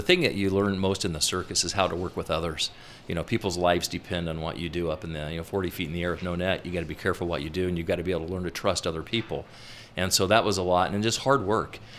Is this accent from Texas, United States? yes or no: no; Peru, Indiana, United States; now in Utah, United States; my hometown had a circus based out of it. I grew up in Peru, Indiana, circus